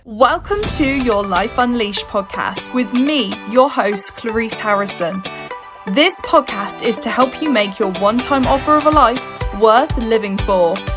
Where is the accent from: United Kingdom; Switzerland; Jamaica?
United Kingdom; We're very polite here in the U K. We're very British